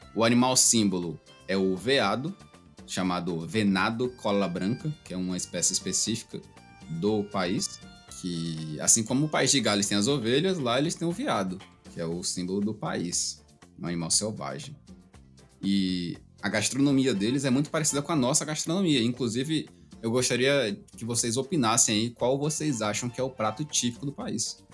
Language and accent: Portuguese; Brazil; nós brasileiros, né, que costumamos ver o jogo da seleção aí nos bares